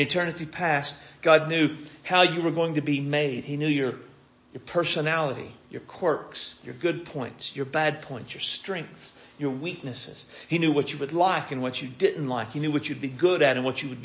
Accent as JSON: {"language": "English", "town": "Pickett Center", "region": "Oklahoma", "country": "United States", "tie": "born or raised there", "said": "I grew up in Pickett Center, Oklahoma"}